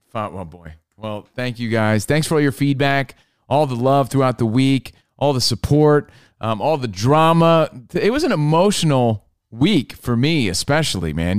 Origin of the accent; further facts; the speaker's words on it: New York, United States; We're from New York.